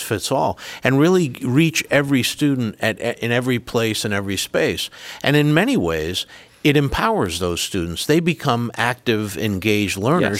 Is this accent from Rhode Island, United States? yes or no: yes; Rhode Island, United States; accent: Rhode Island; moved away; my Rhode Island accent, which is where I'm from